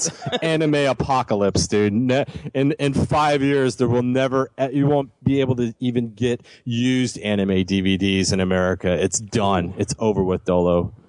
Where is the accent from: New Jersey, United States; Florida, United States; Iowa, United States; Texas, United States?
Florida, United States; but growing up in South Florida, a very good key lime pie.